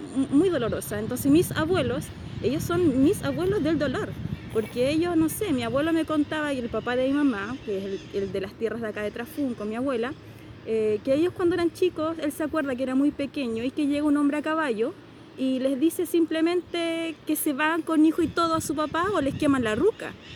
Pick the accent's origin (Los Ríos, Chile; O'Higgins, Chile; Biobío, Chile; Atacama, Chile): Los Ríos, Chile; Río Bueno; born or raised there; also born or lived in Santiago, Chile